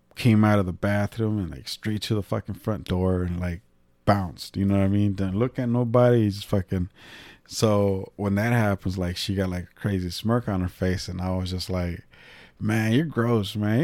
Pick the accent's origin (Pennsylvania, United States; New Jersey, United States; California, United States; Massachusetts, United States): California, United States; moved away as an adult; now in Illinois, United States; I'm the cousin from California